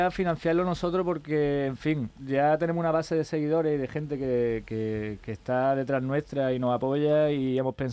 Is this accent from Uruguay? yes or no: no; Jaén, Andalusia, Spain; Yo soy de Jaén, por ejemplo.